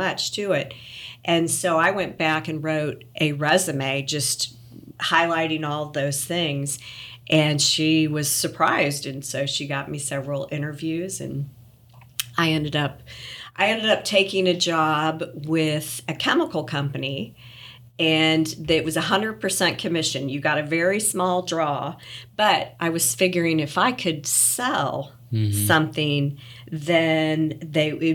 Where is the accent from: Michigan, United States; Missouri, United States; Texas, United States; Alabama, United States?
Missouri, United States; Kansas City; moved away as an adult; also born or lived in Champaign, Illinois / Little Rock, Arkansas / Memphis, Tennessee; now in Collierville, United States; I grew up in Kansas City, Missouri, and went to University of Missouri for college